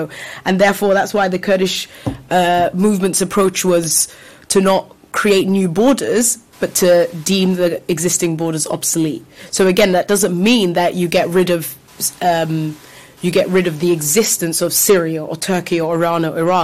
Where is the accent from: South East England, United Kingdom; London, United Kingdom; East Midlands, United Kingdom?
London, United Kingdom; I'm from London, so particularly in this country.